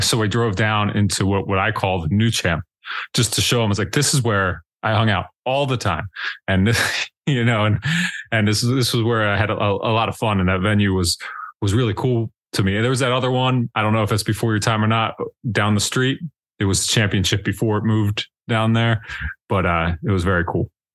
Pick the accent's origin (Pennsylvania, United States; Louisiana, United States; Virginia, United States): Pennsylvania, United States; born or raised there